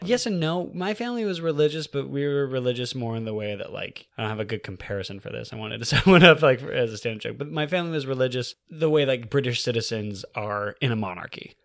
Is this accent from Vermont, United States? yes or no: no; California, United States; moved away as an adult; also born or lived in New York City / Alaska; I'm from California